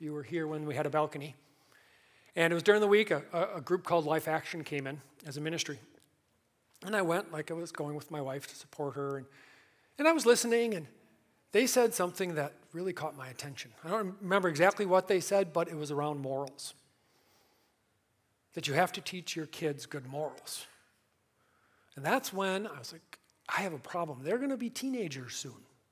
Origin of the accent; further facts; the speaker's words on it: Milwaukee, Wisconsin, United States; Born and raised in Milwaukee